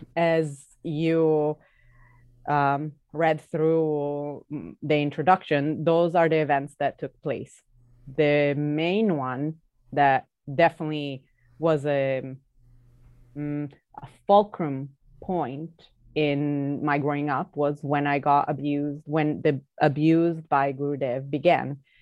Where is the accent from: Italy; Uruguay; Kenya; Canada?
Italy; the way I was growing up in Italy